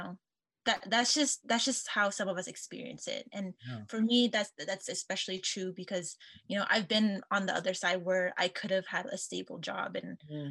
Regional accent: Portland, Oregon, United States; moved away; I'm from the Portland, Oregon area

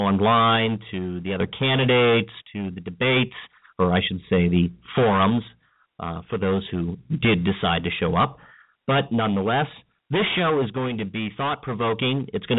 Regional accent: Hagerstown, Maryland, United States; I was born and raised in Washington County. I grew up in the Hagerstown and Halfway area. I come from a very humble middle-class family who started a small business way back in 1988

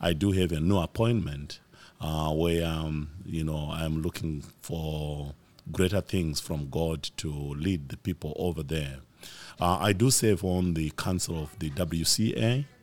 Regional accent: Zimbabwe; I'm from Zimbabwe

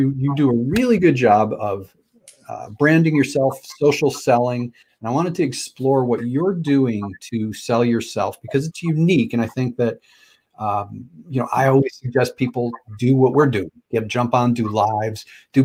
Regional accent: Connecticut, United States; I'm from Connecticut, you know, New York side of Connecticut.

